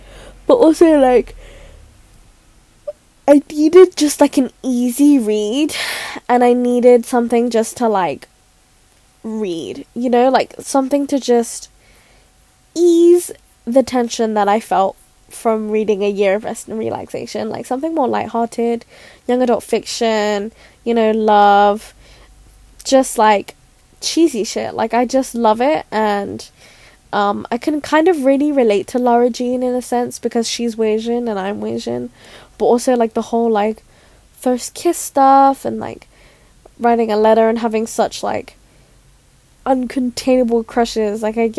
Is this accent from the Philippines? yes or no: yes; Philippines; I'm Filipino, don't come for me, because I can't pronounce things.